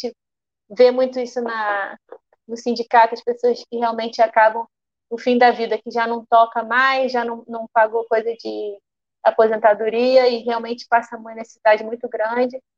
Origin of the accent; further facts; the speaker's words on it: Rio de Janeiro, Brazil; E nós somos do Rio de Janeiro, então é, um, é uma cidade muito visada para música